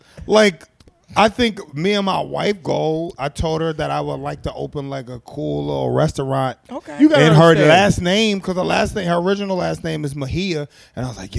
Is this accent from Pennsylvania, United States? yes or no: yes; Philadelphia, Pennsylvania, United States; growing up in Philly, a lot of the places that my foster parents were frequent were black-owned by couples.